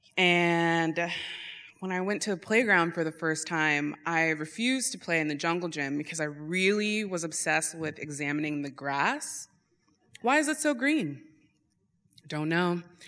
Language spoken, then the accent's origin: English; Eagle River, United States; I grew up in Eagle River